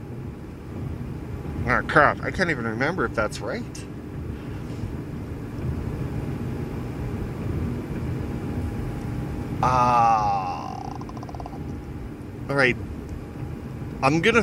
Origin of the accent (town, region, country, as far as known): Weyburn, Saskatchewan, Canada; born or raised there